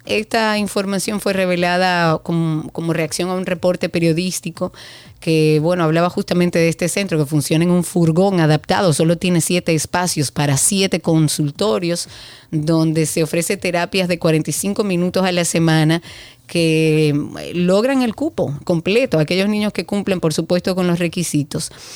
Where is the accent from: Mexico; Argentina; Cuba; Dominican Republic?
Dominican Republic; nosotros como dominicanos